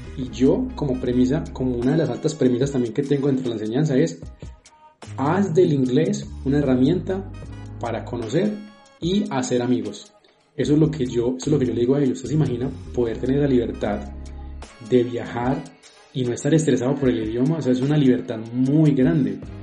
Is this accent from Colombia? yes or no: yes; Colombia; como buenos colombianos